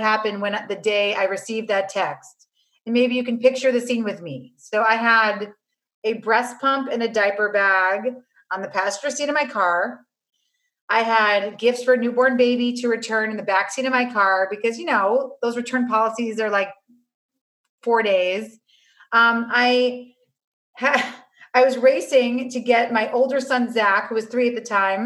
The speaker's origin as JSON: {"language": "English", "town": "New York City", "region": "New York", "country": "United States", "tie": "born or raised there", "said": "I grew up on Avenue C and 14th Street"}